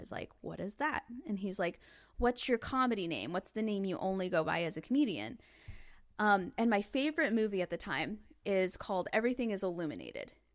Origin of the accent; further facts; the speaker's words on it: Northwest Arkansas, United States; I grew up in Northwest Arkansas.